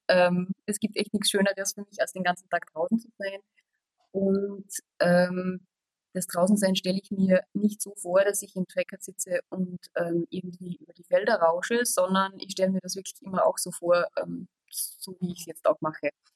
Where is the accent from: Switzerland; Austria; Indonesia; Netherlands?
Austria; now in Germany; wie man schwer äh, überhören kann, komme ich aus Österreich